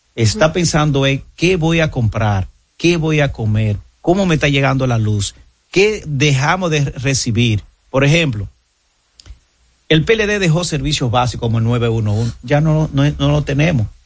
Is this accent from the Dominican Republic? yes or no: yes; Monte Cristi, Dominican Republic; yo soy de Montecristo, yo soy fronterizo, y yo sé cómo vive la frontera